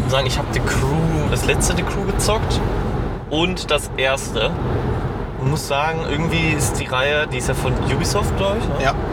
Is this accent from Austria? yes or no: no; Poland; now in Germany; Ich bin ja Pole.